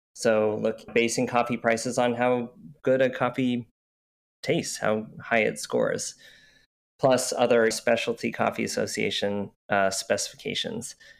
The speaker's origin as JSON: {"language": "English", "region": "Utah", "country": "United States", "tie": "born or raised there", "also_born_or_lived": "Oregon", "moved": "yes", "lives_now": "Portland, United States", "said": "I grew up in Utah where you couldn't drink coffee"}